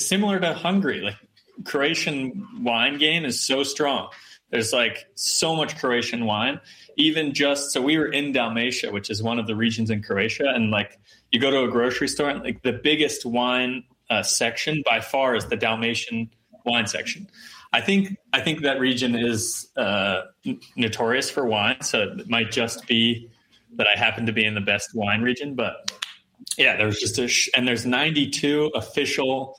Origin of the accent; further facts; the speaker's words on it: Iowa, United States; I'm from Iowa, or where I'm from in Iowa, it's like there's a shit ton of agriculture